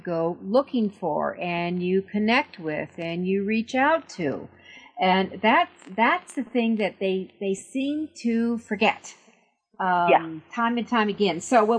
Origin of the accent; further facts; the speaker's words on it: New York, United States; because, I mean, you and I come from New York.